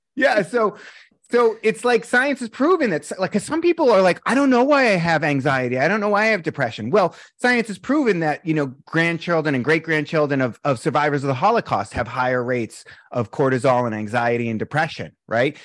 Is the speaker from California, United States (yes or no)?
no; Boston, Massachusetts, United States; moved away; I'm from Boston.